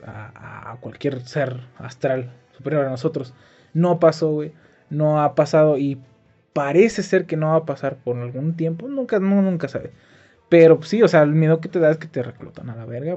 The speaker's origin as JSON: {"language": "Spanish", "town": "Dolores Hidalgo", "region": "Guanajuato", "country": "Mexico", "tie": "born or raised there", "said": "yo iba a salir de mi pueblo, güey. Cosa que sí pasó, solo fue por cuatro meses, regresé a mi pueblo. Pero como te digo, ¿cómo dejar el hermoso Dolores"}